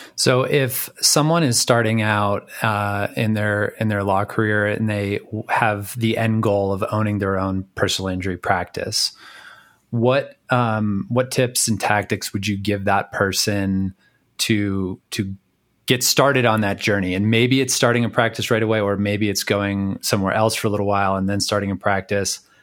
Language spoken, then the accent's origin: English; New England, United States; moved away; growing up in New England